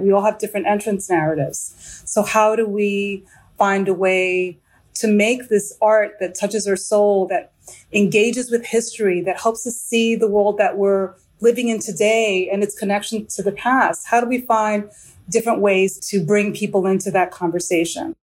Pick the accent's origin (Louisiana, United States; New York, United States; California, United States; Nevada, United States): New York, United States; New York City; now in Washington, D.C., United States; I just got back from New York City, which is my hometown